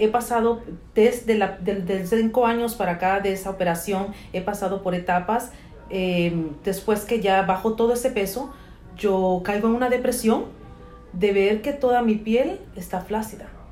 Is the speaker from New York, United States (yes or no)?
no; California, United States; moved away as an adult; now in Atlanta, United States; nací en California, em, vivíamos allá con mi madre.